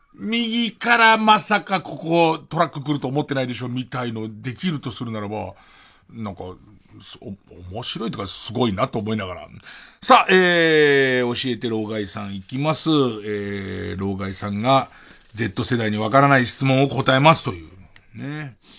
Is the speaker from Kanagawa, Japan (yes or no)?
no; Tokyo, Japan; 俺東京生まれだけど、荒川区の人間